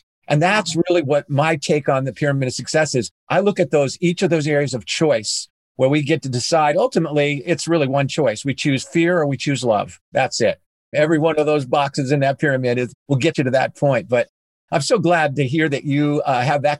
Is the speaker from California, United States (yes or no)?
yes; Southern California, United States; I grew up in Southern California